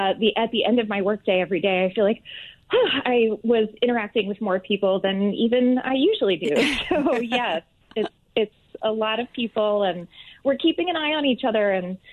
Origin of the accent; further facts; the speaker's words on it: Atlanta, Georgia, United States; also born or lived in Manhattan, New York; now in New York City, United States; I am from Atlanta, yes.